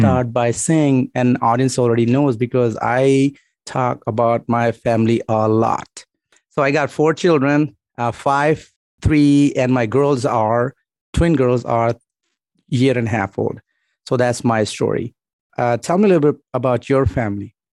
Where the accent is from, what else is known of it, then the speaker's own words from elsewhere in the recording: Pakistan; I'm Pakistani.